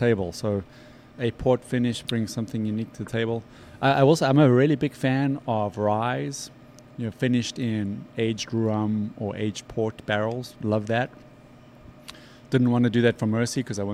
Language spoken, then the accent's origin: English; South Africa; moved away; growing up in South Africa